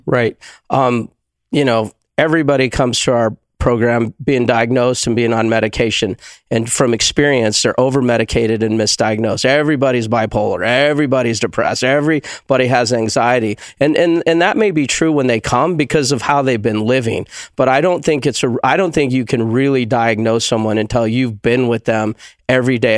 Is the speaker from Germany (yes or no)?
no; Tucson, Arizona, United States; moved away as an adult; now in Prescott, United States; I'm a desert rat. I'm from Tucson